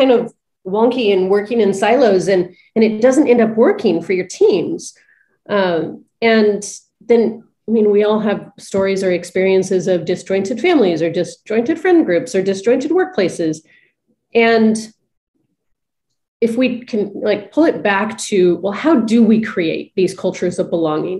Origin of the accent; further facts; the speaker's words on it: Big Bear, California, United States; moved away; growing up in Big Bear, lived there for 16 years of my life, moved there when I was 13, or when I was three, sorry, not 13